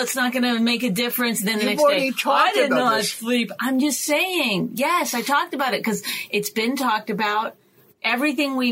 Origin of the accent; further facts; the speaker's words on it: Canada; I'm Canadian.